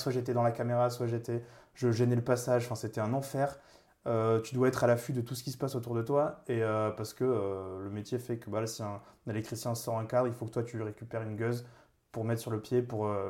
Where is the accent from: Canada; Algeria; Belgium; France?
France; Toulouse, Occitania; moved away as an adult; now in Paris, France; je viens de Toulouse, ça fait 8 ans maintenant que je suis à Paris